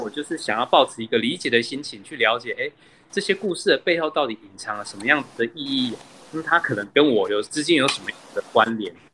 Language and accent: Chinese; Taichung, Taiwan; 我来自台中的南屯